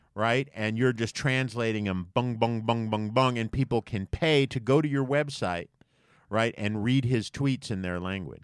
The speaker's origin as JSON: {"language": "English", "country": "United States", "said": "being American"}